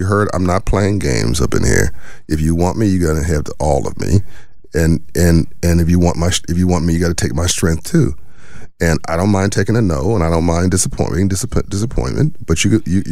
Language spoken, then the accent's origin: English; Los Angeles, California, United States; I grew up in South Central